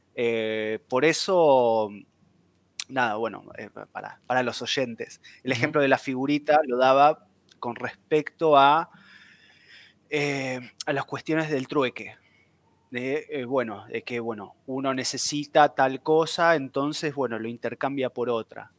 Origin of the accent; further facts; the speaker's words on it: Buenos Aires, Argentina; soy de Buenos Aires